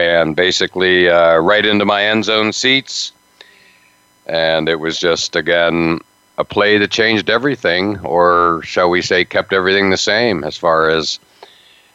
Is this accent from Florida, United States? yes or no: no; Altoona, Pennsylvania, United States; I grew up near Penn State